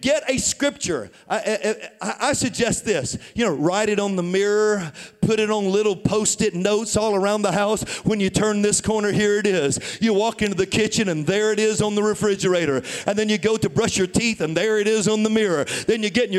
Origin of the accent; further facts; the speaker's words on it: Tennessee, United States; moved away as an adult; also born or lived in St. Louis, Missouri; I was born and raised in Tennessee